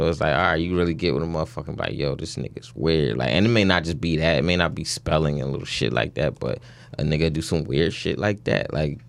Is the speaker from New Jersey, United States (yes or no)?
no; Jacksonville, Florida, United States; I'm 27 from Jacksonville, Florida.